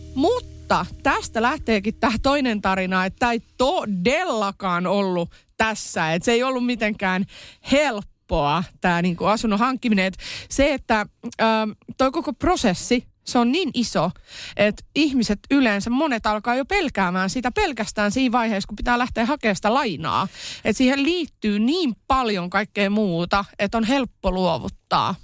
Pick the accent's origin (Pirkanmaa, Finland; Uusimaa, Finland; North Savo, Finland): North Savo, Finland; Iisalmi; moved away; mä oon Iisalmesta kotoisin